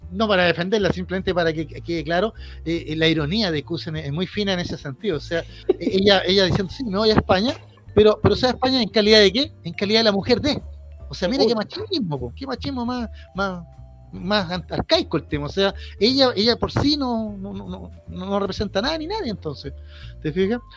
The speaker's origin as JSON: {"language": "Spanish", "country": "Chile", "said": "como chilenos"}